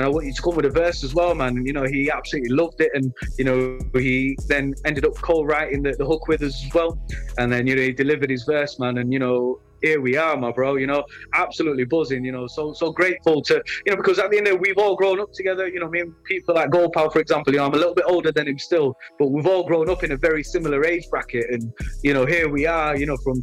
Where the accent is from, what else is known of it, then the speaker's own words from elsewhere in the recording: Leeds, Yorkshire and the Humber, United Kingdom; I represent my hometown Leeds